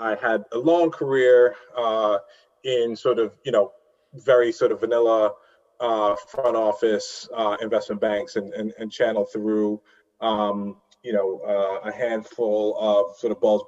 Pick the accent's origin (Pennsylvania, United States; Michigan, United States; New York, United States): New York, United States; New York City; I was born in Brooklyn and raised there and educated primarily in New York